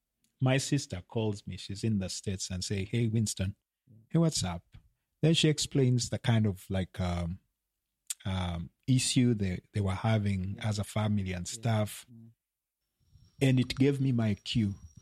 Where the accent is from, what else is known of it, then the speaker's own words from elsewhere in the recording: Uganda; also born or lived in Kenya; yes, I'm Ugandan, but I was born in Kenya.